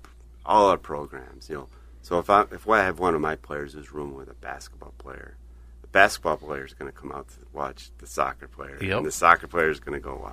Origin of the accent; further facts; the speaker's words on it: Webster, New York, United States; Grew up in Webster, New York.